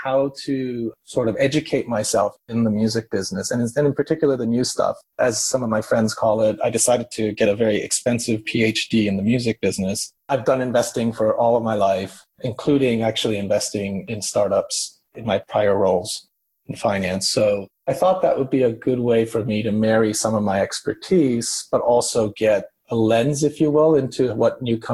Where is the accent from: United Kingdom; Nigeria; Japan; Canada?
Japan; Tokyo; moved away as an adult; now in New York City, United States; I'm originally from Tokyo, Japan. I grew up through high school. I was in Tokyo. And then I came to college in the States.